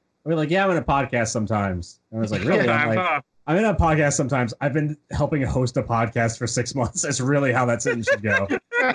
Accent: Virginia, United States; I'm from Virginia.

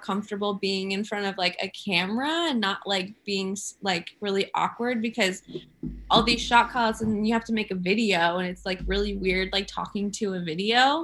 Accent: Orange County, California, United States; moved away; I'm from Orange County, California.

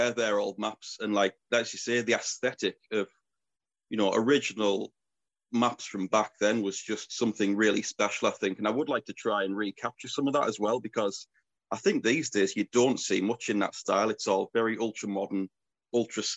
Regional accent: Teesside, North East England, United Kingdom; my home region of Teesside

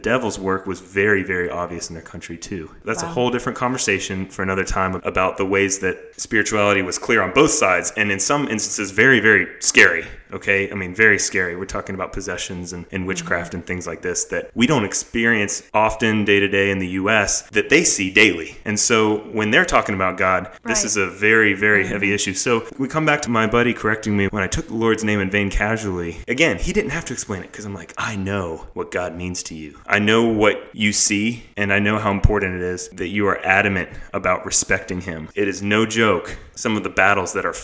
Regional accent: the South, Southern United States, United States; I am Southern boy. I grew up in Bless Your Heart

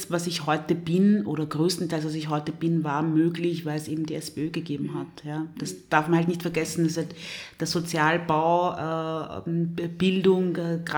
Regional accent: DR Congo; born there; ich bin in der Demokratischen Republik Kongo

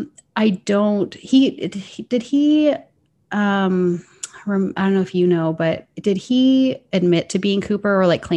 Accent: Canada; hey, this girl kind of sounds like she's from Minnesota, it's because I'm from Canada. And like, we do have a different dialect.

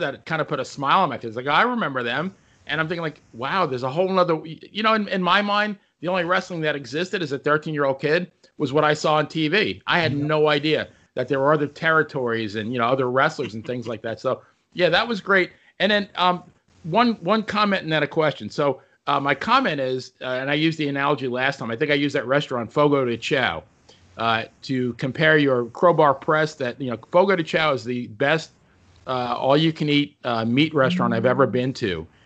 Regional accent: New York, United States; growing up in New York

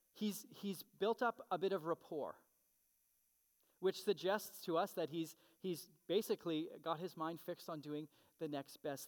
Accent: Canada; being a Canadian citizen.

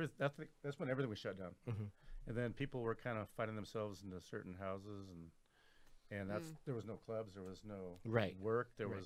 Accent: Southern Oregon, United States; moved away; also born or lived in Crescent City, California; right at the California Oregon border, the Crescent City side, then over on the Oregon side, okay. Southern Oregon, kind of.

